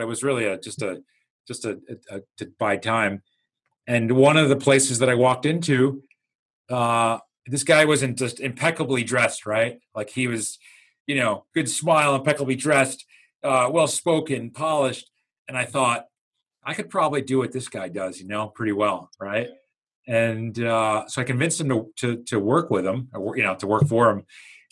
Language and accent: English; New York area, United States; moved away as an adult; also born or lived in Miami; I'm originally from New York, the New York area